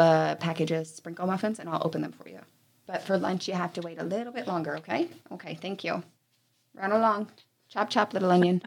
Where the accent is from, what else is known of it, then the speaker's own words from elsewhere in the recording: New York, United States; moved away as an adult; now in Kentucky, United States; I grew up in New York by the Hudson